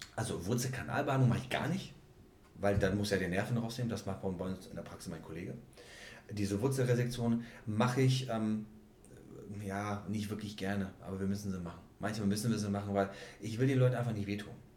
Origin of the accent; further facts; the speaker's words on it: Czechia; moved away; ich komme ja ursprünglich aus der Tschechei